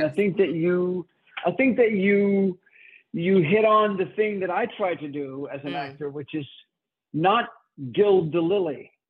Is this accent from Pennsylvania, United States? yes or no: no; Miami Beach, Florida, United States; also born or lived in New York; I grew up in Miami Beach, which is where I am right now.